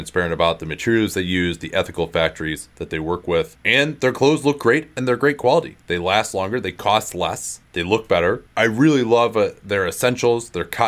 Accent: Chicago, Illinois, United States; my life was spent as a skinny high school basketball player growing up in Chicago, where clothes that actually fit weren't a huge priority in the late 90s.

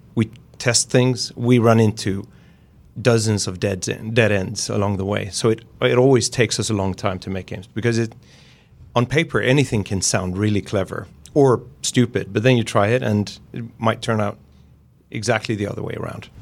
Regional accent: Gothenburg, Västra Götaland, Sweden

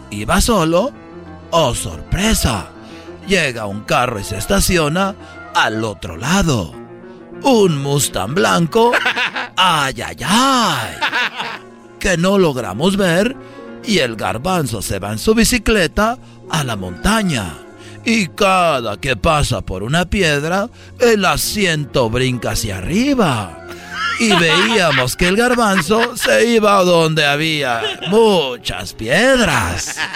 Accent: Monterrey, Nuevo León, Mexico; A ver, Brody, eres de Michoacán, Erasno es de Michoacán, pero yo soy de Monterrey y soy tu ídolo.

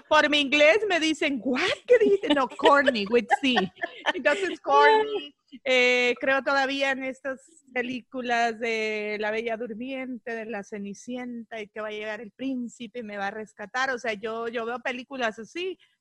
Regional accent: El Salvador; now in United States; soy salvadoreña

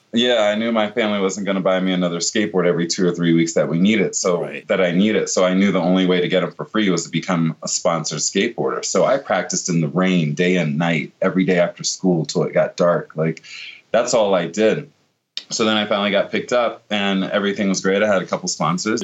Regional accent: Virginia Beach, Virginia, United States; I grew up in Virginia Beach in, in Norfolk, Virginia area

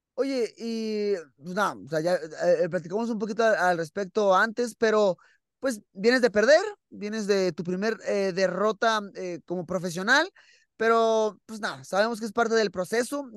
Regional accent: Mexico; para nosotros como mexicanos

